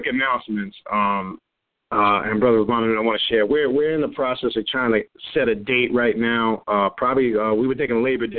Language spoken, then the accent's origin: English; Nassau County, New York, United States; moved away; back in my hometown in New York, in Nassau County, in the Long Island, Queens area, right on the border there.